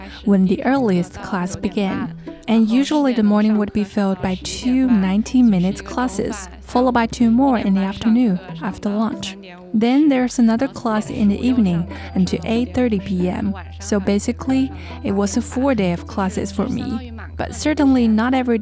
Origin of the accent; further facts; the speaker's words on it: Hangzhou, Zhejiang, China; my hometown Hangzhou